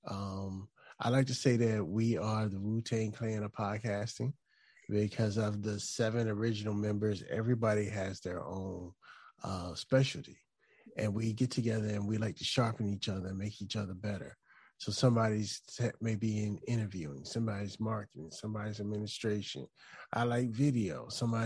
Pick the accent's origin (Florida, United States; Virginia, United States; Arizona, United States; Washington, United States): Virginia, United States; Chesapeake; also born or lived in Portsmouth, Virginia; now in Hampton, United States; I actually grew up on a line in Chesapeake, but we were right there. I grew up in a neighborhood called Camelot